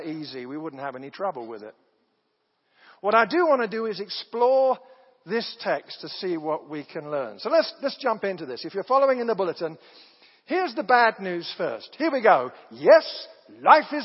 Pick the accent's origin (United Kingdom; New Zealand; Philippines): United Kingdom; moved away as an adult; also born or lived in Southern Oregon; I'm from Britain